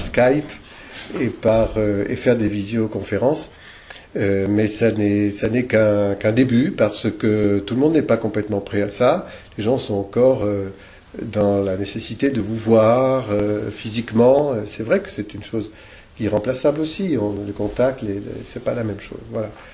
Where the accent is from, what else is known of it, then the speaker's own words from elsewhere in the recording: Argenton-sur-Creuse, Centre-Val de Loire, France; now in Creuse, France; je suis né à Argenton-sur-Creuse